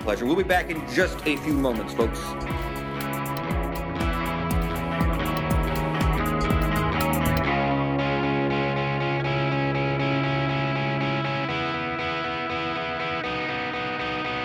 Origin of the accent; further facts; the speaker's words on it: New York, United States; I'm from New York